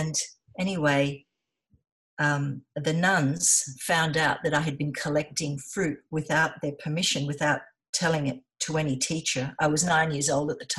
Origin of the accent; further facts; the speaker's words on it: Sydney, New South Wales, Australia; moved away as an adult; also born or lived in South Coast, New South Wales; I was born in Sydney. Yes. Yeah. And yeah, I lived in Sydney all my life on Manly Beach